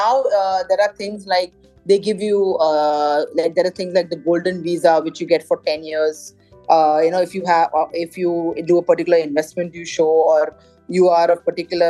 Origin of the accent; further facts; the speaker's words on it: Mumbai, Maharashtra, India; moved away as an adult; also born or lived in Kerala; now in Dubai, United Arab Emirates; I'm born and brought up in Bombay, but originally we are from Kerala.